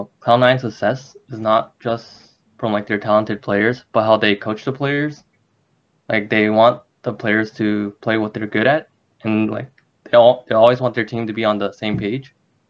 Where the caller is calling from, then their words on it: New York, United States; I'm calling from New York.